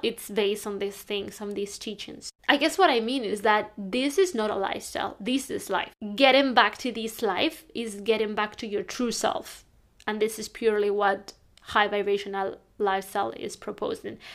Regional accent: Spain; now in London, United Kingdom; I'm from Spain. I'm living in London now

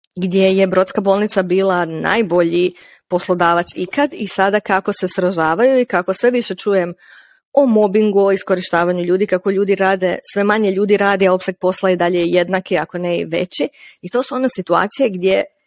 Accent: Slavonski Brod, Brod-Posavina County, Croatia; Ja sam iz Slavonskog broda

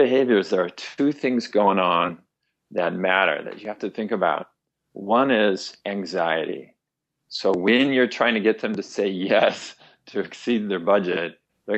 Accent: Fresno, California, United States; I was growing up in Fresno, California

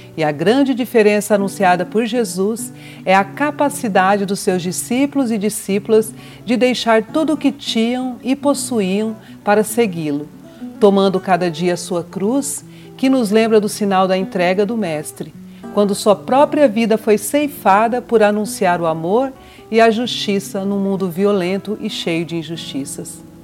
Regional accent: Mato Grosso do Sul, Brazil; also born or lived in São Paulo; Nascida em São Paulo, por acaso, mas criada em criada, educada e, e vivida em Mato Grosso do Sul

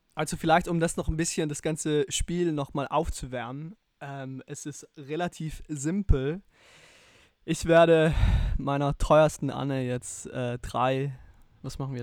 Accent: South Tyrol, Trentino-Alto Adige, Italy; Ich als Südtiroler

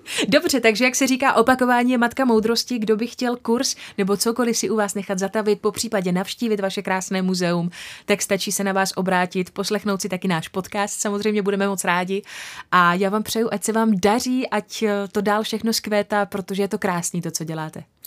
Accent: Česká Lípa, Liberec Region, Czechia; also born or lived in Rumburk; Já jsem vlastně rodačka z České Lípy, bydlela jsem tam patnáct let

